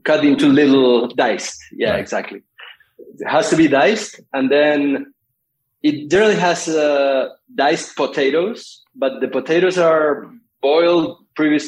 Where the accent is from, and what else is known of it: Argentina